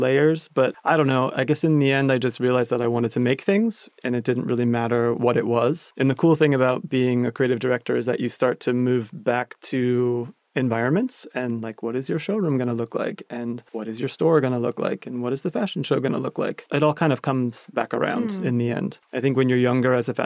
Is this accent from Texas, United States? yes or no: no; New Hampshire, United States; now in Paris, France; I am an American boy. I grew up in New Hampshire, about an hour north of Boston.